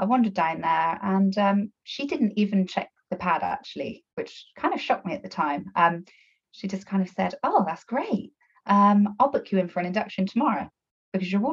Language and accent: English; Bristol, South West England, United Kingdom; accent: Bristolian twang; now in Somerset, United Kingdom; I'm from Bristol, so probably got a bit of a Bristolian twang there